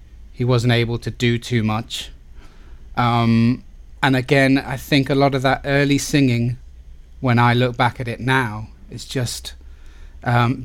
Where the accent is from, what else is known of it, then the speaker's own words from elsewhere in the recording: Plymouth, South West England, United Kingdom; I was from Plymouth and people from Plymouth don't do those things